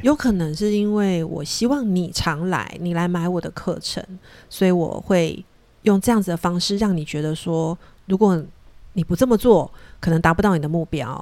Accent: Taiwan; 我们台湾人

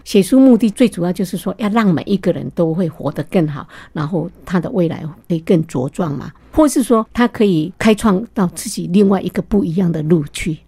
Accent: Taiwan; now in United States; 我们台湾人

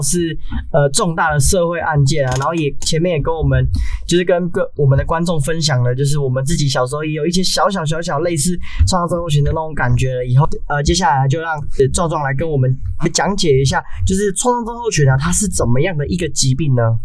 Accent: Taiwan; 我们台湾

